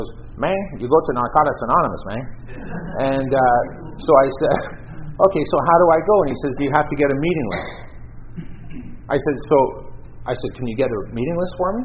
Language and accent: English; Vancouver Island, British Columbia, Canada; now in Toronto, Canada; I grew up on Vancouver Island